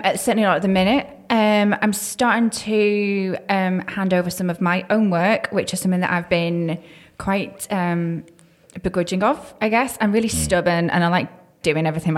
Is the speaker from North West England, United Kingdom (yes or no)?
yes; the Wirral, North West England, United Kingdom; moved away as an adult; also born or lived in Lake District / Manchester / Sunderland / Warrington; now in Shrewsbury, United Kingdom; grew up in on the Wirral, so just by Chester